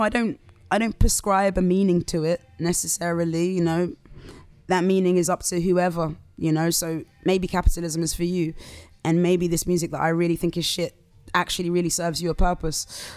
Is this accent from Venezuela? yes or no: no; Southampton, South East England, United Kingdom; also born or lived in London; now in Croydon, United Kingdom; I'm from Southampton originally